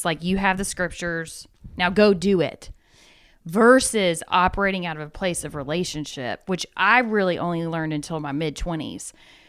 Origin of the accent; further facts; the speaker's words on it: Atlanta, Georgia, United States; From Atlanta.